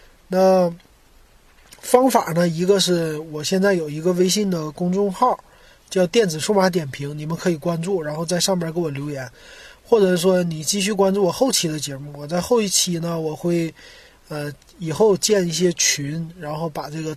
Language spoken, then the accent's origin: Chinese; Shenyang, Liaoning, China; now in Shanghai, China; 我是沈阳的，